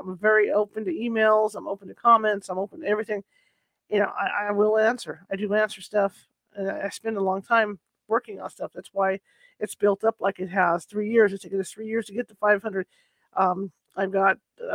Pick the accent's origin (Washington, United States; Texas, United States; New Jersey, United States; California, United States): California, United States; I'm from California